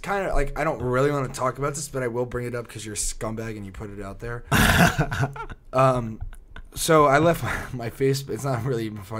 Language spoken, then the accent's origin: English; New Jersey, United States; Like, oh, you're from Jersey? I'm from Jersey.